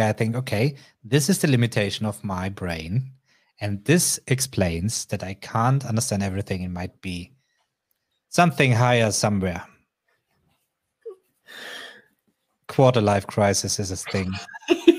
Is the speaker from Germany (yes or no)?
yes; Bavaria, Germany; I grew up in Bavaria